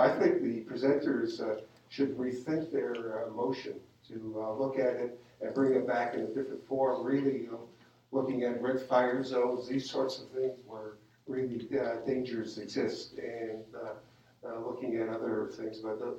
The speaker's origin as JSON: {"language": "English", "town": "Granada Hills", "region": "California", "country": "United States", "said": "from Granada Hills, North Council, and I'm a physician."}